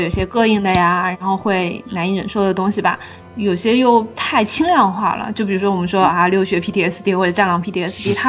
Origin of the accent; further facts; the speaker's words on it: southern Sichuan, China; 我的老家在川南地区，然后我们那边红薯非常的多